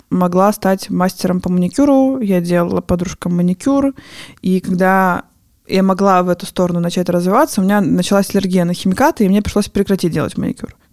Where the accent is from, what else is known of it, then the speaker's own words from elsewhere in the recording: Armenia; А я не знаю, откуда такое мнение, что раз я армянка, то мне нужно делать черные брови.